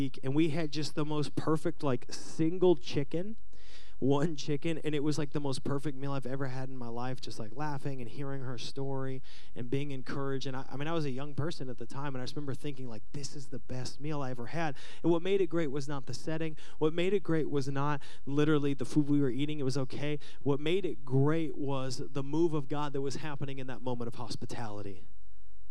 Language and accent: English; Seattle, Washington, United States; Growing up in Seattle, I had a band